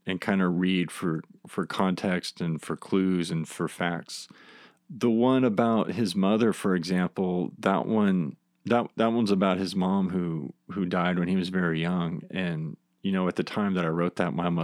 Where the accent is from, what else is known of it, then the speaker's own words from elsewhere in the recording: Rogers County, Oklahoma, United States; I grew up in Rogers County, and that was like our field trip